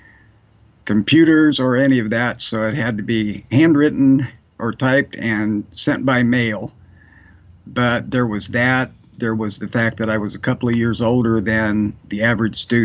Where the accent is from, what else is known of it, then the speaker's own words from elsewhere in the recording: Willamette Valley, Oregon, United States; also born or lived in Pasadena, California; I'm from the Willamette Valley in Oregon. That's the western part of Oregon. Lived here most of my life.